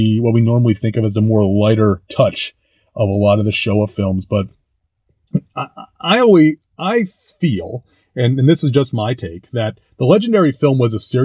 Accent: New York, United States; growing up in New York in the 1980s and 90s, as I did

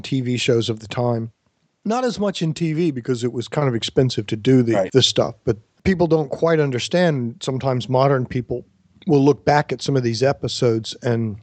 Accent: Richmond, Virginia, United States; my hometown, Richmond, Virginia

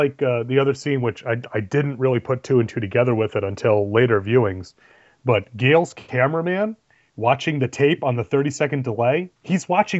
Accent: New York, United States; I'm from New York

